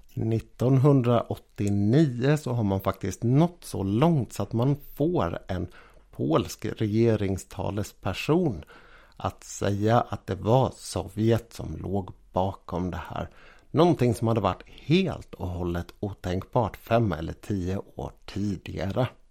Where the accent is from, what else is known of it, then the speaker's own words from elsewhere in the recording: Sweden; vi svenskar